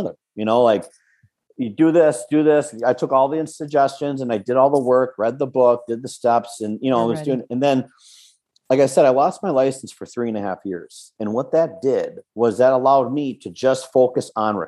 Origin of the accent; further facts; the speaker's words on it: West St. Paul, Minnesota, United States; also born or lived in California; I grew up in West St. Paul.